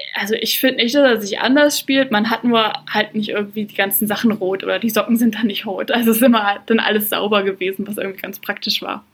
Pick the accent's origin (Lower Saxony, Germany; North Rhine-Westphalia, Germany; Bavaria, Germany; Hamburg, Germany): Lower Saxony, Germany; Braunschweig-Wolfsburg area; moved away as an adult; also born or lived in Marburg, Hesse; ich komme aus Niedersachsen, das ist so Region Braunschweig-Wolfsburg.